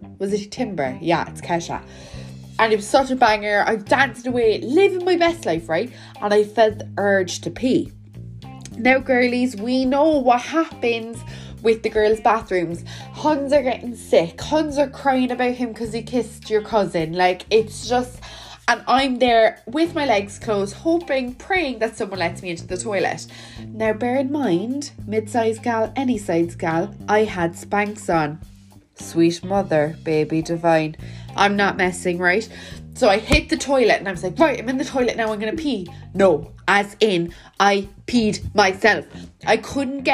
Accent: Welsh, Wales, United Kingdom; I'm Welsh

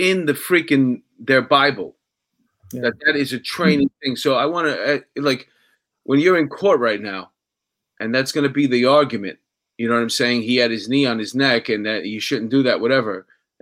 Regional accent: Astoria, New York, United States; I was from Astoria. So everybody from Astoria was at the Clipper

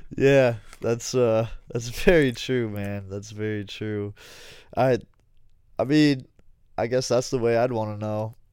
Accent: United States; being part of being an American

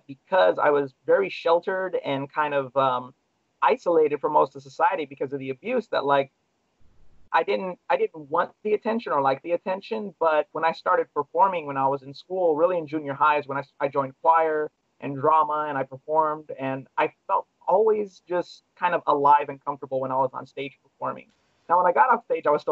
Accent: Long Beach, California, United States; I grew up in Long Beach, California, where I was born

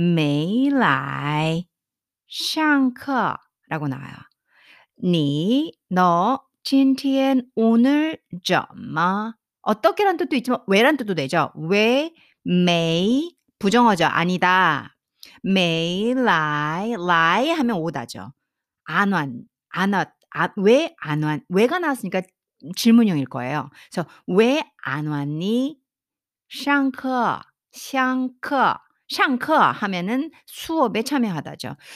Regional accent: South Korea; 우리 한국 사람은

